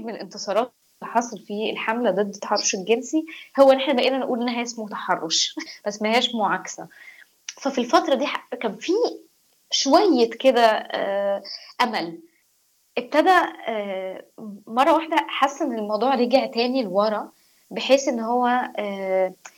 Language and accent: Arabic; Egypt; انا مصريه